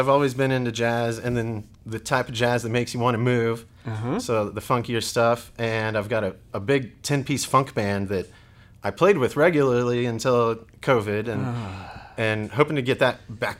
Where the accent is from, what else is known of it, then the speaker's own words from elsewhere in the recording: Oklahoma, United States; also born or lived in Texas; I was born in Oklahoma City. Moved back and forth between Texas and Oklahoma. Mm-hmm. So I've always been around this area. Mm-hmm. Went to high school in Eufaula, small town.